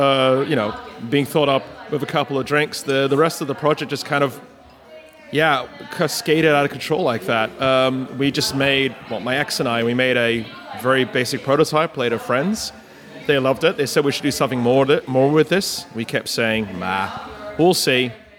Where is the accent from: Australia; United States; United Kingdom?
Australia; born there; also born or lived in Asia; I'm a born Australian. It's Australian. Dad's Aussie. Mum's Dutch.